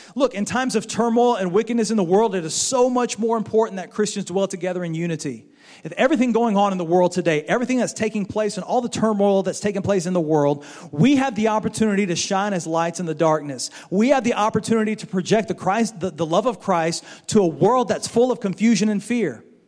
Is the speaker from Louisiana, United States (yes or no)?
yes; Baton Rouge, Louisiana, United States; moved away as an adult; also born or lived in Florida; now in Mississippi, United States; When we were growing up, we grew up in Baton Rouge over there in Louisiana